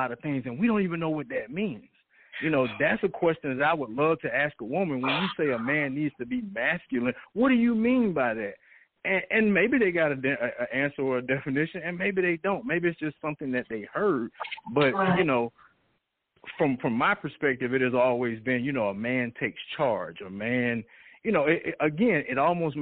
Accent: Atlanta, Georgia, United States; I'm originally from Atlanta, born and raised.

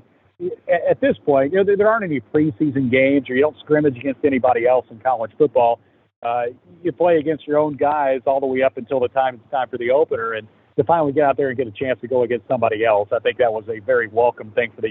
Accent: Kentucky, United States; Growing up in Kentucky

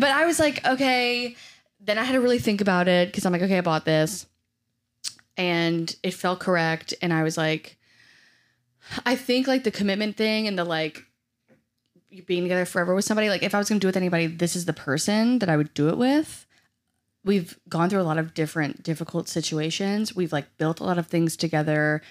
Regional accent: New Orleans, Louisiana, United States; I'm from New Orleans

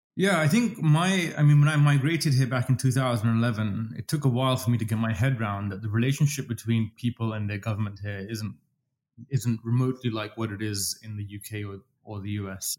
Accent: London, United Kingdom; accent: English; moved away as an adult; also born or lived in Dubai, United Arab Emirates; now in Toronto, Canada; I'm British. I speak English with an English accent, as I keep reminding everybody. Um, I've spent most of my life in London

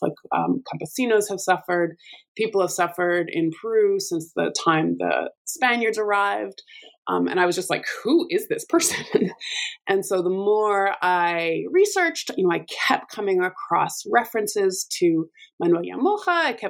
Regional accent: Alberta, Canada; So I'm from Alberta and have the amazing fortune of working in the same place that I grew up and did my undergraduate degree.

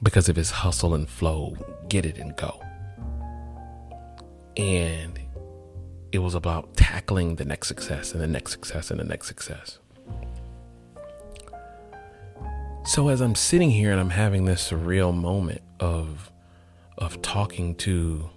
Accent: College Park, Georgia, United States; I grew up in College Park, Georgia

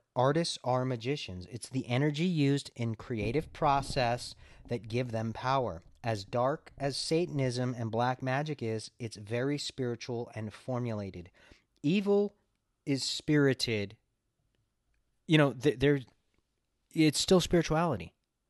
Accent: Los Angeles, California, United States; I mean, I grew up in LA in the Hollywood area, and it's just always centered around weird shit, right?

